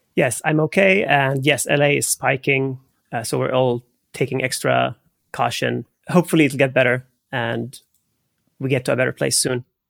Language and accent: English; Haifa, Haifa District, Israel; moved away; I grew up in Haifa. It's the third largest city in Israel